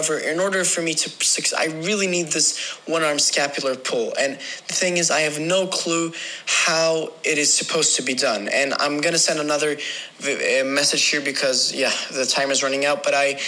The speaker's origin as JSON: {"language": "English", "country": "Sweden", "said": "I'm from Sweden"}